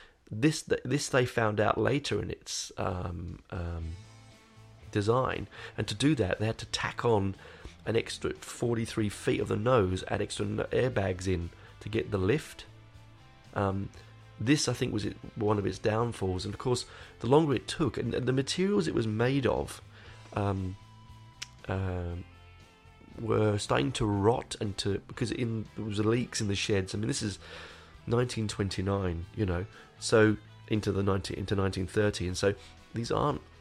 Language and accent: English; London, United Kingdom; I grew up in Hendon.